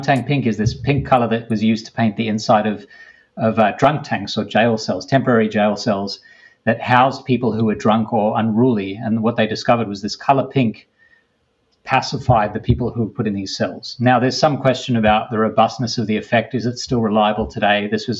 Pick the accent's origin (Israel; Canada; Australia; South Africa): Australia; moved away as an adult; now in United States; I came to the US from Australia to do a PhD almost 20 years ago.